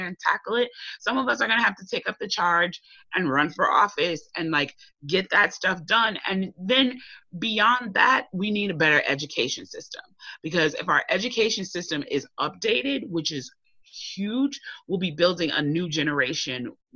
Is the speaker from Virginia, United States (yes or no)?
no; Chicago, Illinois, United States; I'm a Chicago girl, I grew up in Chicago